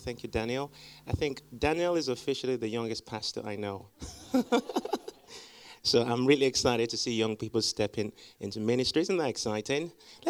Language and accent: English; Liberia; born there; Now, my parents are missionaries, so I was born in Liberia. My dad is from Nigeria. My mom is from Ghana